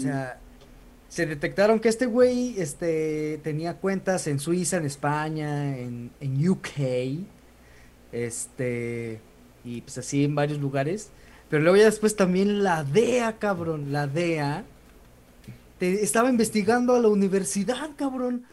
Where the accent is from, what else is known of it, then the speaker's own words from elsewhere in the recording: San Luis Potosí, Mexico; somos potosinos